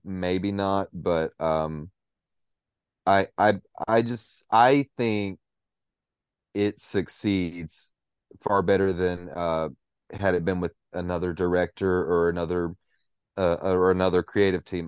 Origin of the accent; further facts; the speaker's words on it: Cookeville, Tennessee, United States; moved away; I've got a cousin in, uh, my hometown of Cookville